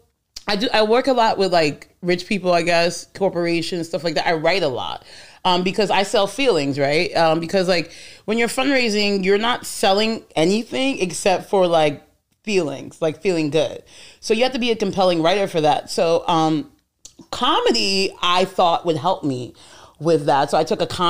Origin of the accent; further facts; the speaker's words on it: New York City, New York, United States; also born or lived in West Virginia; I grew up in Queens, which is the most diverse place on the planet